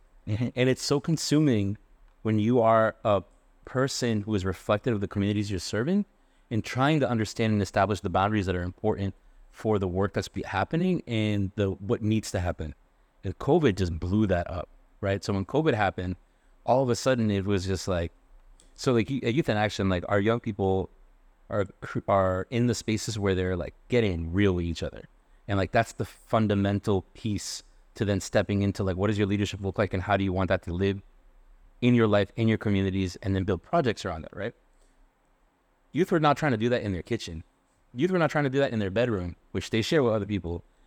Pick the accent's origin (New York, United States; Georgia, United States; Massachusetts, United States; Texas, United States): Massachusetts, United States; Worcester; moved away as an adult; now in Providence, United States; I was born in Worcester